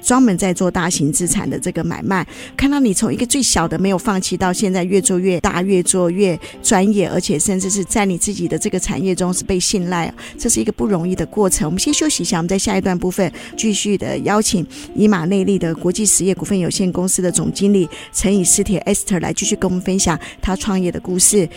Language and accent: Chinese; Taiwan; 我自己也是军人的后代，我父亲他在台湾娶了我的母亲客家人，那我们自己在这个眷村长大